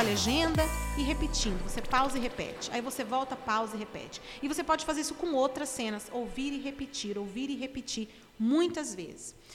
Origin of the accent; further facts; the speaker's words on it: Brazil; eu sou uma pessoa do Brasil